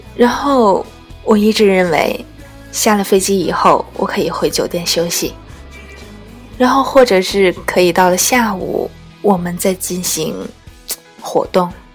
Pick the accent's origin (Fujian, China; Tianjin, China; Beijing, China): Tianjin, China; 我们天津人